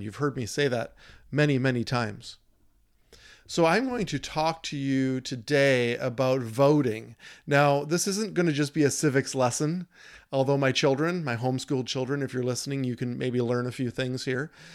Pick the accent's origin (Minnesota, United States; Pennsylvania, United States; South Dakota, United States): Minnesota, United States; My home state, wearing it on my shirt